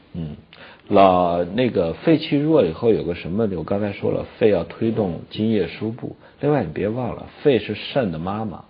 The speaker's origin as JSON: {"language": "Chinese", "country": "China", "said": "我们中国人追求的这种善终"}